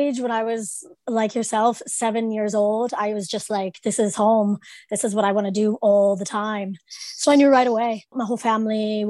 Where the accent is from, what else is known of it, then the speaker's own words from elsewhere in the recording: Southern Ohio, United States; moved away; I'm from Southern Ohio